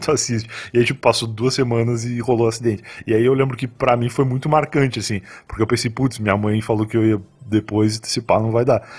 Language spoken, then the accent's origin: Portuguese; Rio Grande, Rio Grande do Sul, Brazil; moved away as an adult; also born or lived in Osasco; now in São Paulo, Brazil; em Rio Grande, a cidade que eu nasci, lá no Rio Grande do Sul